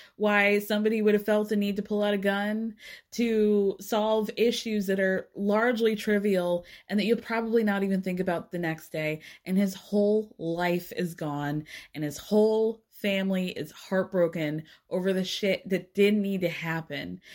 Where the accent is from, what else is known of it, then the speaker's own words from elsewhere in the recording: Atlanta, Georgia, United States; I grew up in North Atlanta